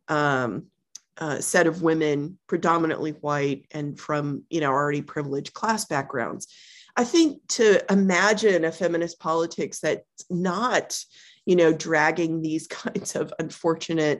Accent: Texas, United States; I grew up in Texas

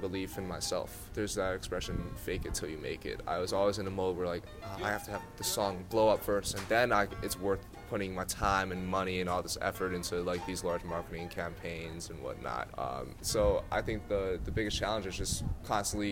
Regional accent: Chicago suburbs, Illinois, United States; moved away as an adult; I'm from the Chicago suburbs, so I went back home for 3 weeks during the summer

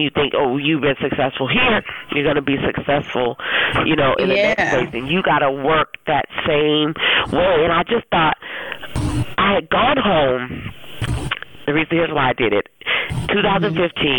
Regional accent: New Orleans, Louisiana, United States; moved away as an adult; now in Nashville, United States; I grew up in New Orleans

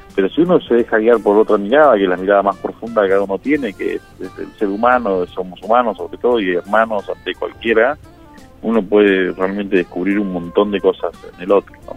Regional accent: Buenos Aires Province, Argentina; born or raised there; also born or lived in San Juan, Argentina

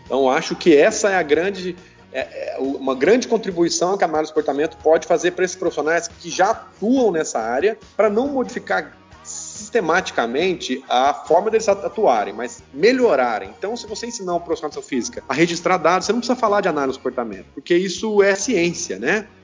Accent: São Paulo, Brazil; now in Ceará, Brazil; eu sou paulista

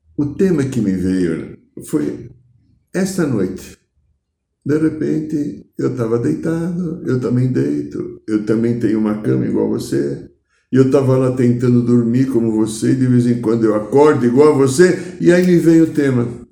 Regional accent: Brazil; eu não sou alemão, eu sou gringo brasileiro

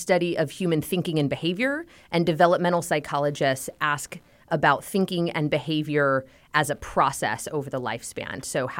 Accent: California, United States; I am born and raised in Southern California, and I married my high school sweetheart in 2005.

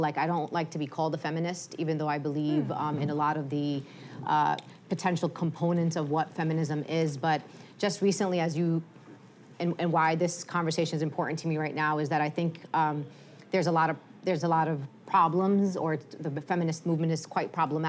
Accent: New York City, New York, United States; I'm a racial justice and civil rights activist here, born and raised in Brooklyn. I'm a Palestinian Muslim American.

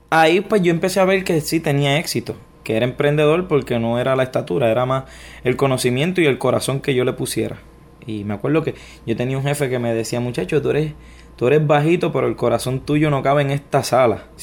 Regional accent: Ponce, Puerto Rico; born there; Yo nací en, Ponce, en Puerto Rico. Desde que nací, pues mi familia ha estado en batallas legales. ¿Quién me va a tener? ¿Quién no me va a tener? Y, pero me crié entonces con mis abuelos.

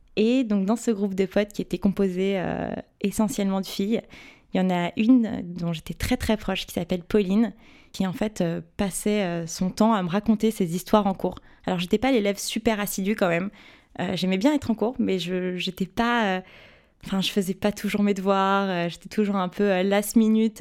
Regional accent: Paris, Île-de-France, France; j'ai passé toute ma vie à Paris, j'ai grandi à Paris, fait ma scolarité à Paris, donc je suis une, pure euh, parisienne, euh, pure souche

